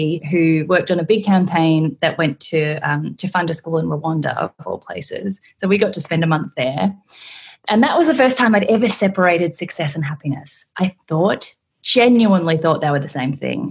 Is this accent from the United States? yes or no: no; Australia; also born or lived in South Korea; I was adopted from South Korea when I was 6 months old, don't have any memories and have only had the most wonderful experience with my family, country bumpkin, Caucasian Australians with a fully blown Asian little girl on dairy farms